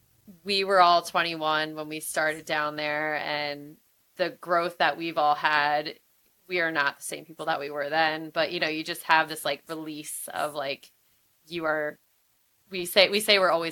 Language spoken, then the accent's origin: English; Philadelphia, Pennsylvania, United States; I am from Philadelphia.